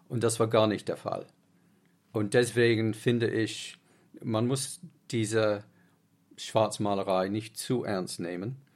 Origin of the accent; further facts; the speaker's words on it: Uganda; born there; ich bin in Uganda geboren und mein Vater hat immer im Ausland gearbeitet